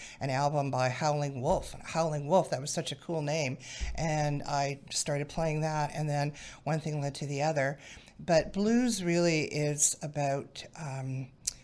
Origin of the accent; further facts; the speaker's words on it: British Columbia, Canada; now in Manotick, Canada; I'm originally from British Columbia, grew up overlooking Okanagan Lake.